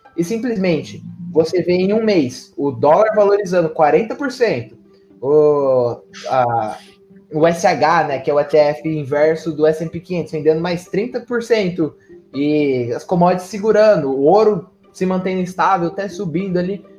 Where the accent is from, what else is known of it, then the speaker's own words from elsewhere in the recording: Brazil; mesmo sendo brasileiro